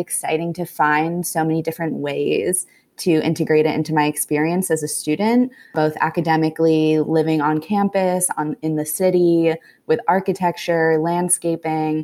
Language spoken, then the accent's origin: English; New Jersey, United States; moved away as an adult; now in Washington, D.C., United States; originally from New Jersey